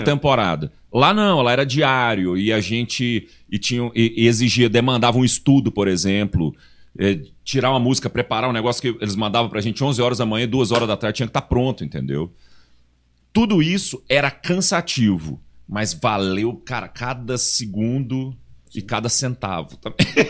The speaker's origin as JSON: {"language": "Portuguese", "region": "Goiás", "country": "Brazil", "said": "principalmente eu e o Chiquinho, que somos de Goiás"}